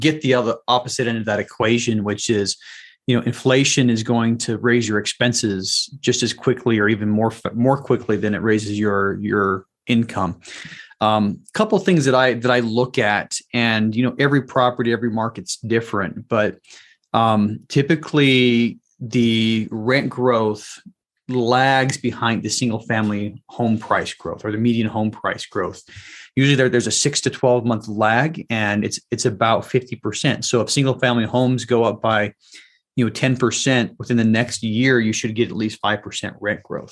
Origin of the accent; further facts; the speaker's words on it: Salt Lake City, Utah, United States; moved away; also born or lived in Washington, D.C. area; I was born and raised in Salt Lake City area